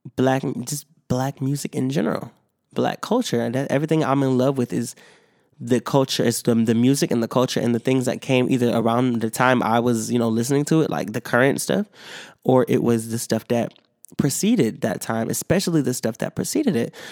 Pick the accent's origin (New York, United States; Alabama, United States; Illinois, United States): New York, United States; Rochester; I love my hometown of Rochester, New York.